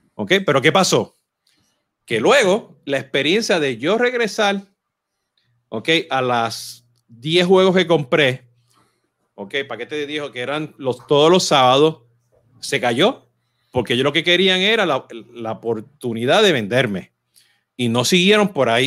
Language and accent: Spanish; Puerto Rico